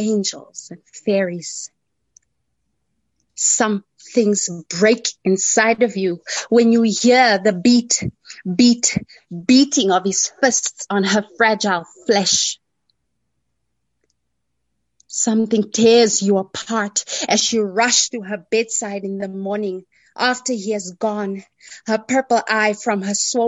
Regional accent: South Africa; first language Afrikaans; English is a second language; born in 1976 in South Africa, a little town in South Africa, not far away from Johannesburg.

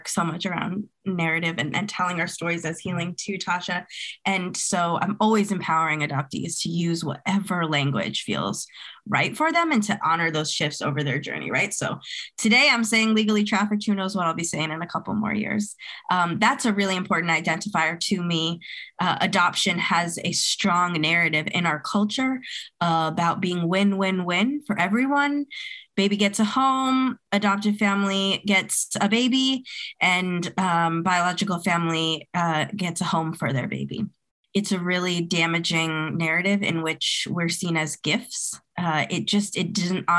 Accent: New England, United States; also born or lived in Colombia; I was legally trafficked from Colombia as an infant, raised by a white adoptive family system in New England

